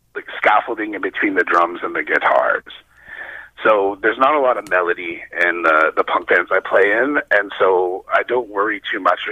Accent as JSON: {"language": "English", "region": "Arizona", "country": "United States", "said": "we're from Arizona"}